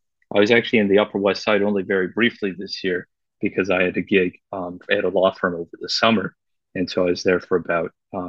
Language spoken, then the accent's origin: English; Vancouver, British Columbia, Canada; moved away; also born or lived in Beijing, China / China; I was born actually in Beijing. My parents immigrated to Vancouver when I was very young.